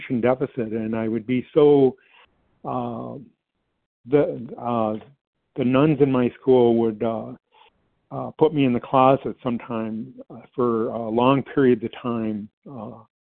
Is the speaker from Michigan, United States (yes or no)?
yes; Detroit, Michigan, United States; My childhood, I grew up in the Metro Detroit area